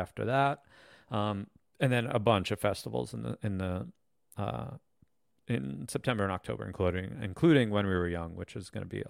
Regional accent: New York City, New York, United States; Because we're from New York, and it's crazy that like our New York show was less good than like our Chicago or Vegas show

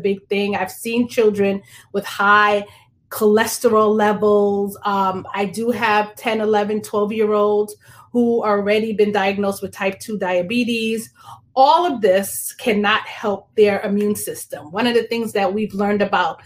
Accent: Long Island, New York, United States; also born or lived in Brooklyn, New York; I was born in Brooklyn, New York. I grew up on Long Island

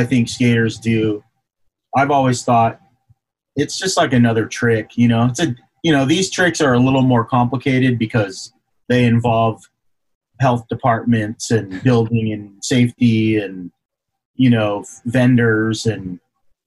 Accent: Alexandria, Virginia, United States; moved away; also born or lived in Washington, D.C. / San Jose; I grew up in Virginia

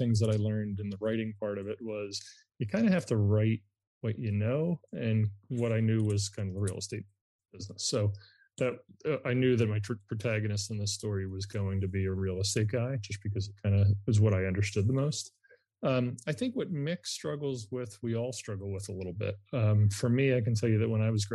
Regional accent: Upper Darby, Pennsylvania, United States; I grew up in Upper Darby

